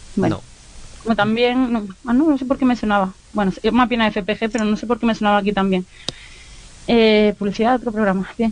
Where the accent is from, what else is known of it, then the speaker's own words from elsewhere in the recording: Granada, Andalusia, Spain; accent: Andalusian; moved away as an adult; also born or lived in Málaga; now in Bilbao, Spain; Pero soy de Granada, llevo toda la vida viviendo en Granada, antes de lo de Málaga, y ahora vivo en Bilbao, pero intento mantener mi acento andaluz.